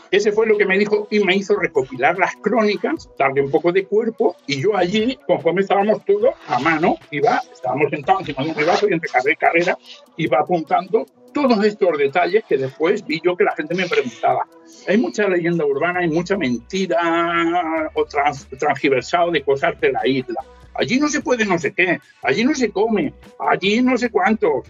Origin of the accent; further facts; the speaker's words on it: Ayora, Valencian Community, Spain; yo soy de Ayora, del interior de Valencia, y en un pueblo de 5.200 habitantes